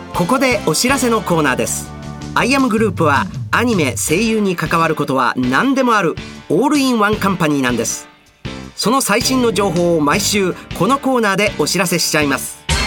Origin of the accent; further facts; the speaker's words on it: Osaka, Japan; accent: Osaka dialect (Osaka-ben); 僕の大阪弁